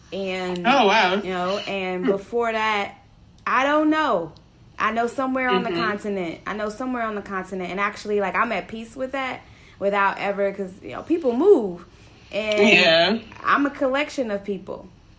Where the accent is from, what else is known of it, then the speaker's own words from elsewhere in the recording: Chicago, Illinois, United States; I was born and raised on the south side of Chicago.